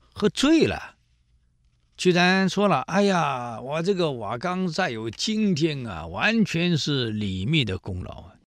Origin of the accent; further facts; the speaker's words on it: Taiwan; 在大陆的历史课本有提，我们台湾人没提过啊